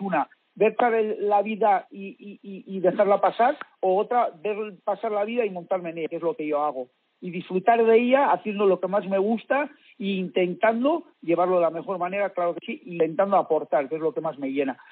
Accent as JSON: {"language": "Spanish", "region": "Basque Country", "country": "Spain", "said": "yo vengo del País Vasco"}